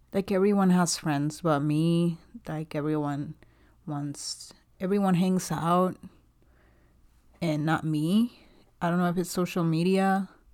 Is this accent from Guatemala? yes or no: yes; Guatemala; English is a second language; moved away as an adult; also born or lived in South Carolina, United States; now in Dallas, United States; I was born and raised in Guatemala, and, uh, I moved here about five years ago because my husband's American